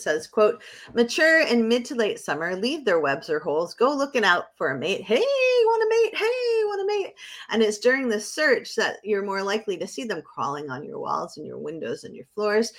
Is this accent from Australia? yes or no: no; Bedford, New Hampshire, United States; now in Maine, United States; as a little kid growing up in Bedford, New Hampshire